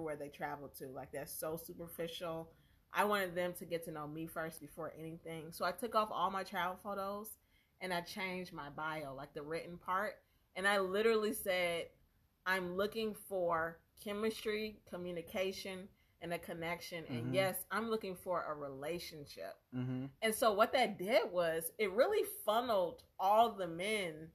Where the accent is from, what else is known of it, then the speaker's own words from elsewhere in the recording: Alabama, United States; moved away; I'm from Alabama